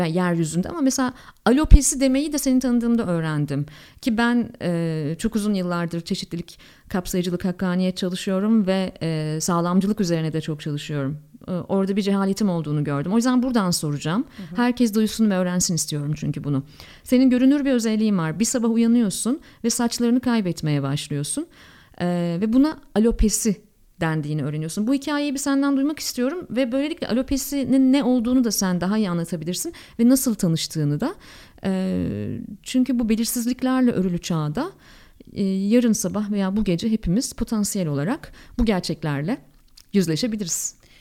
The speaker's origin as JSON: {"language": "Turkish", "region": "Ankara", "country": "Turkey", "said": "Ankaralıyım biliyorsunuz efendim biz su birikintisi gördüğümüzde deniz zannedebiliriz"}